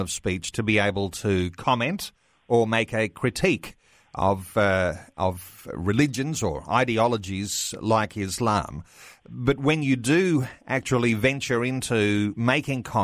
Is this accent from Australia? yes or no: yes; Australia; the way that we are as an Australian people